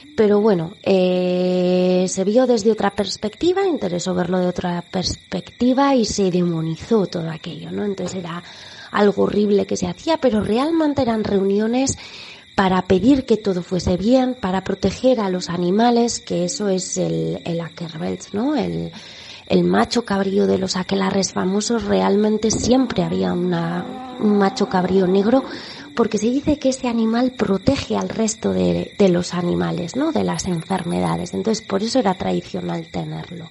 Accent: Basque Country, Spain; yo soy del País Vasco, entonces toda la vertiente de la mitología vasca también la he aprendido desde muy pequeña

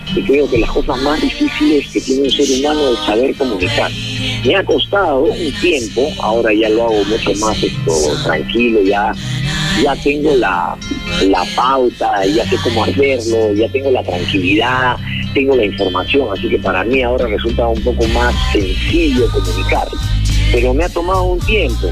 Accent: Peru; nosotros normalmente como peruanos

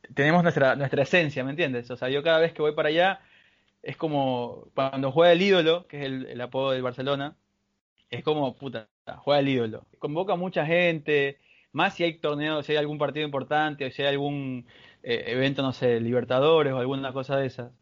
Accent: Bahía de Caráquez, Manabí, Ecuador; soy de Bahía de Caracas, una pequeña ciudad ubicada en Manabí, en la costa ecuatoriana

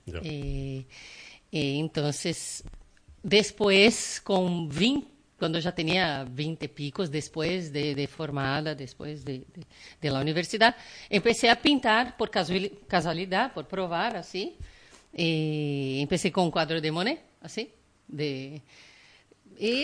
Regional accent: Brazil; Spanish is a second language; now in Ibiza, Spain; Soy de Brasil, hija de libaneses

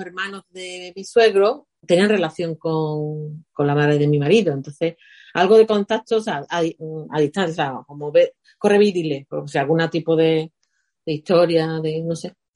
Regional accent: Spain; moved away; soy española

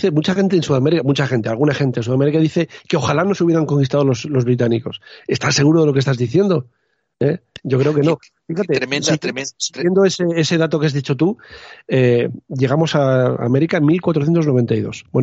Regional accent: Spain; me, toca un poco a la fibra como español y como historiador.

